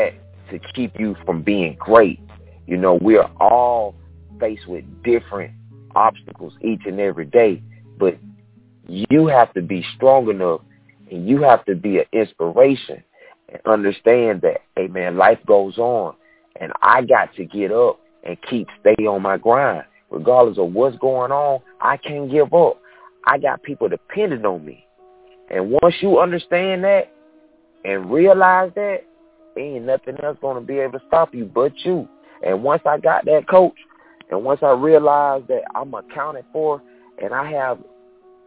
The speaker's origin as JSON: {"language": "English", "town": "Quitman", "region": "Georgia", "country": "United States", "tie": "born or raised there", "also_born_or_lived": "Valdosta, Georgia / Atlanta, Georgia", "moved": "as an adult", "said": "property back home in my hometown, Quitman, Georgia"}